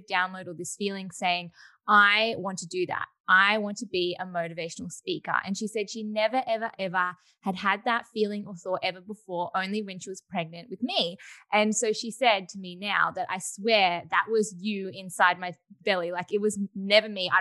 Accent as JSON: {"language": "English", "town": "Melbourne", "region": "Victoria", "country": "Australia", "said": "I am 22 years old and I am from Melbourne, Australia"}